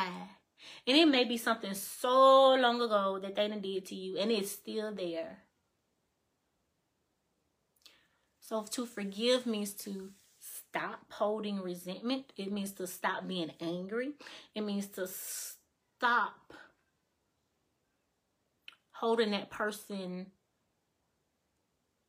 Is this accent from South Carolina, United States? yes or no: no; Mississippi, United States; moved away as an adult; now in Alabama, United States; I don't live in Mississippi anymore. I live in Alabama